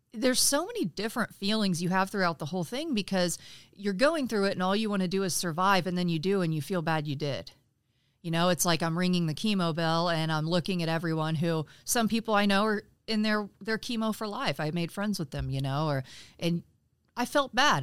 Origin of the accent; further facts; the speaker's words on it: Frankfort, Indiana, United States; I'm actually from Frankfort, Indiana